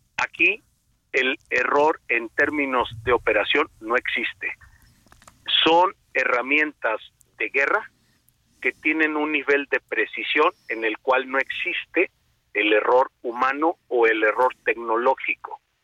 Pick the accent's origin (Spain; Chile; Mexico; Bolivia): Mexico; como mexicanos